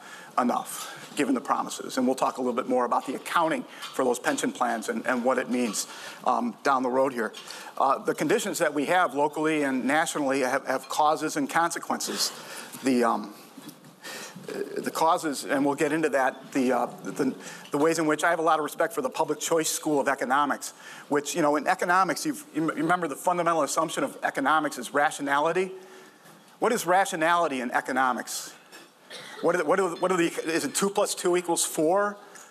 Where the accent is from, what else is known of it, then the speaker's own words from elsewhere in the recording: Chicago, Illinois, United States; I grew up in the Chicago area